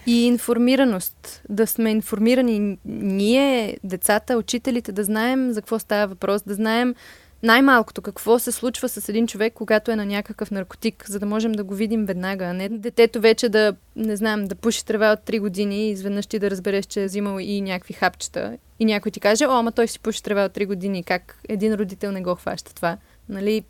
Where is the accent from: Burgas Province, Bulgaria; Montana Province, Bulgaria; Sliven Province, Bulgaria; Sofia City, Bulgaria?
Sofia City, Bulgaria; Sofia; Аз съм израснала в София